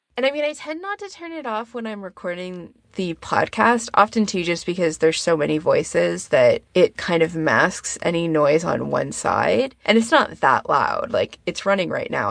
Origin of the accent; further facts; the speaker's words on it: Canada; me being a Canadian